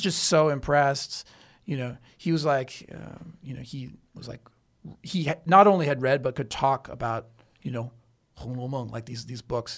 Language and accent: English; Canada; also born or lived in New York City; now in Chengdu, China; I'm from Canada